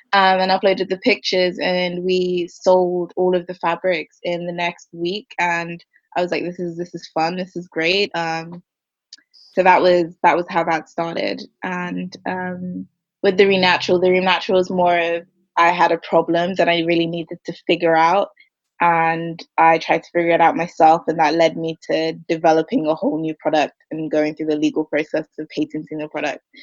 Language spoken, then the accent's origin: English; Ireland; now in London, United Kingdom; I'm from London technically. I lived here until I was 10. Then we moved to Ireland